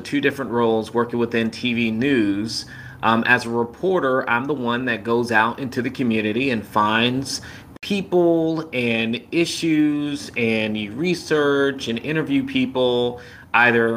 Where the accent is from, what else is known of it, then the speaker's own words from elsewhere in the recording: Cobb County, Georgia, United States; I grew up in Cobb County, Georgia, about 20 or so minutes outside of Atlanta